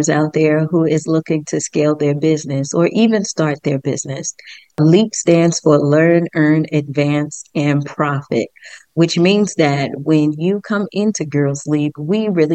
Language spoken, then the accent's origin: English; New York City, New York, United States; I was raised in the Bronx